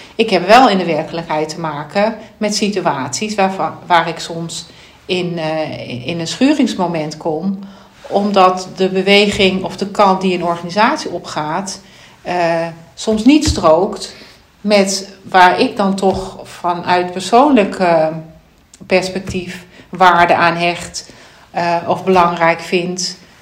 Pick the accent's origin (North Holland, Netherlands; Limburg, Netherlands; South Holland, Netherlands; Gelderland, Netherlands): Limburg, Netherlands; ik ben geboren in Limburg, daar heeft mijn wieg gestaan